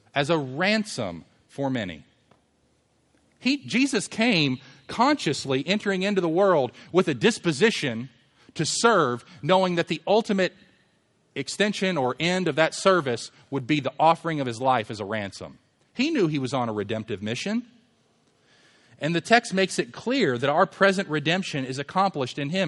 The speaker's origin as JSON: {"language": "English", "town": "Louisville", "region": "Kentucky", "country": "United States", "tie": "born or raised there", "said": "we lived in a neighborhood when I was growing up in Louisville"}